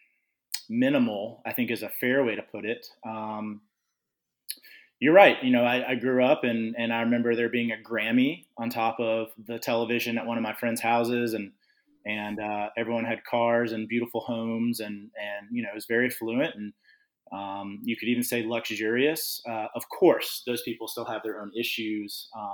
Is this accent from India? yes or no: no; Nashville, Tennessee, United States; growing up in Nashville, Tennessee together and hanging out in middle school and high school